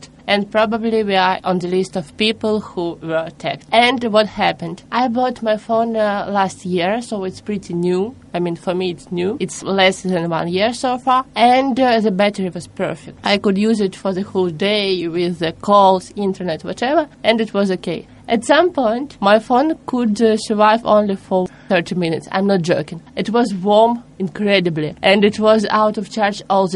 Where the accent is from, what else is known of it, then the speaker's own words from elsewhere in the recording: Russia; I'm from Russia